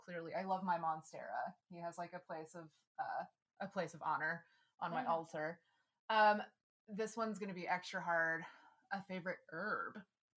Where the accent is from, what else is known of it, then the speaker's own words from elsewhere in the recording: Texas, United States; moved away; especially like growing up in Texas.